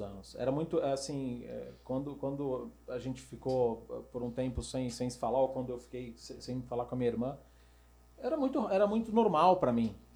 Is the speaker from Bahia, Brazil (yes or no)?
no; São Paulo, Brazil; sou daqui de São Paulo, nasci a vida toda... É, nasci e vivi aqui um tempão.